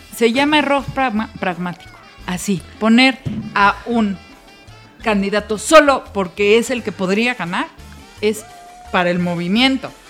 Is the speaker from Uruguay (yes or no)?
no; Mexico City, Mexico; usted es del DF yo soy del DF. Y nos sentimos mexicanos del DF.